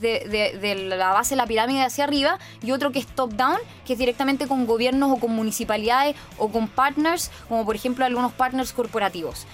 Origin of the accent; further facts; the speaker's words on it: Chile; soy de Chile